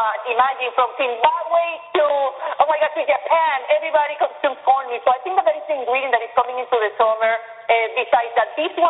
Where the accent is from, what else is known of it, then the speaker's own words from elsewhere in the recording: Venezuela; moved away; I'm from Venezuela, and we grow up with arepa.